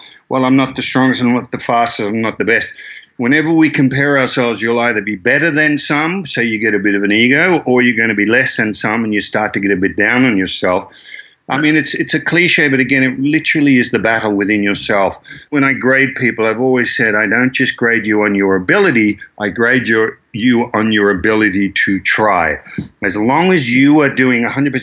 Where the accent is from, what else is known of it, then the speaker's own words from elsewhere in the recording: Croydon, Victoria, Australia; I grew up in Croydon